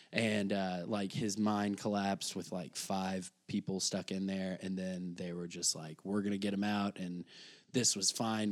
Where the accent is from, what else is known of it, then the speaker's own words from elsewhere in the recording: Shawneetown, Illinois, United States; moved away as an adult; now in Chicago, United States; I grew up in Southern Illinois